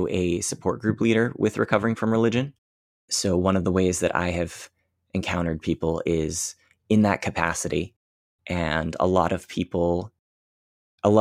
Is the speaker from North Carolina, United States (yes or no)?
no; Northern Maine, United States; also born or lived in Portland, Maine; I grew up in Northern Maine, which was a very religious, very rural area